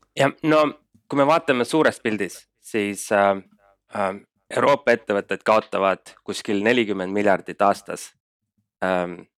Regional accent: Estonia; moved away as an adult; also born or lived in Denmark; now in Berlin, Germany; kuna me kõik kolmekesi elasime Eestist eemal, siis me nagu mõistsime seda, et olgugi, et me läksime välismaale ja äh, saime kõik selle kogemuse ja õppisime tundma seda startup maastikku natuke teise külje alt, siis Eestis on noh, kodus on ikka kuidagi asjad teistmoodi

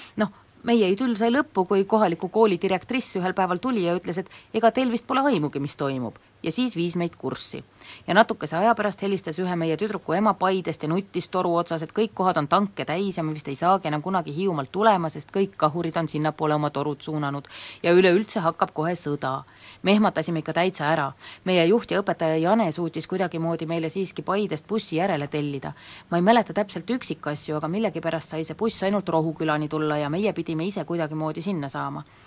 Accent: Tallinn, Harju County, Estonia; mina kui tallinlane

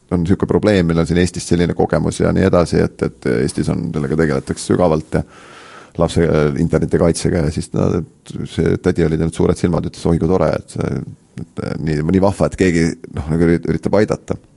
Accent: Estonia; mis siis, et me oleme Eestist ja toetame neid

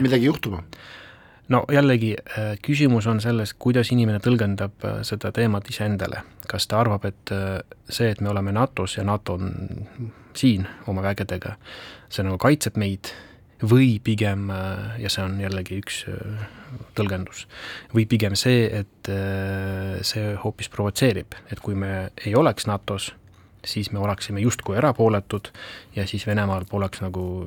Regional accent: Ida-Viru County, Estonia; ma olen seal pärit ise

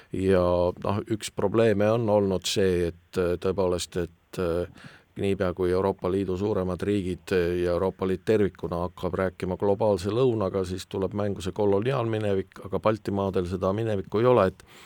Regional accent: Estonia; meid, eestlasi

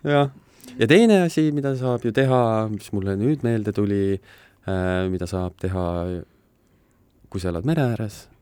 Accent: South Estonia, Estonia; ma olen Lõuna-Eestist

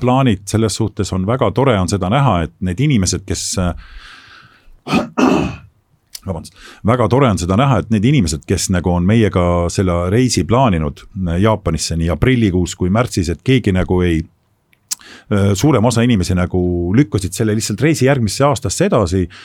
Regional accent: Estonia; also born or lived in Japan; me räägime eesti keelt, me oleme Eestist

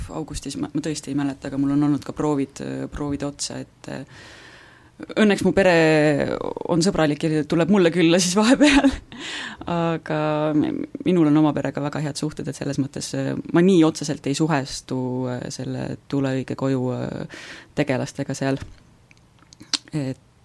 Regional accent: Võru, Võru County, Estonia; now in Viljandi, Estonia; ma olen ise Võrust pärit

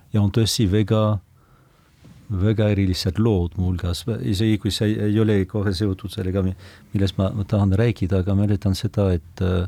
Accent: foot of the Pyrenees, about 100 km west of Lourdes, Nouvelle-Aquitaine, France; Estonian is a second language; now in Estonia; ma olen sündinud Pirenee mm -hmm. jalamil muuhulgas aga umbes sada kilomeetrit äh, lääne poole

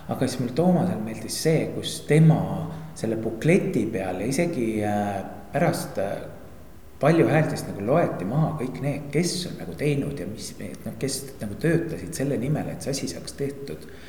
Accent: Tori, Pärnu County, Estonia; mina olen alles kaheksanda põlve torilane

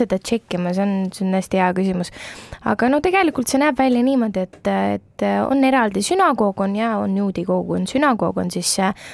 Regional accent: Tallinn, Harju County, Estonia; ma olen Tallinnast pärit

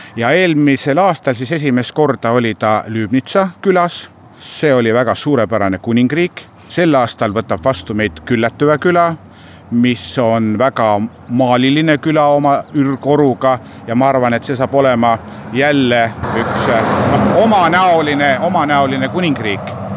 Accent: Seto, Setomaa, Estonia; me oleme seto rahvas

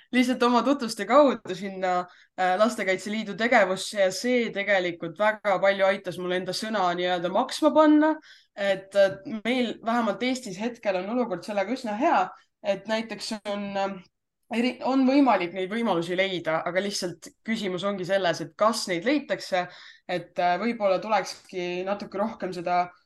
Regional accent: Jõhvi, Ida-Viru County, Estonia; mina olen pärit tegelikult Jõhvist

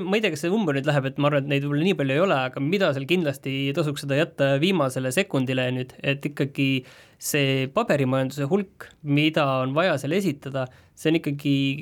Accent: Estonia; mina olen pärit väiksest kohast

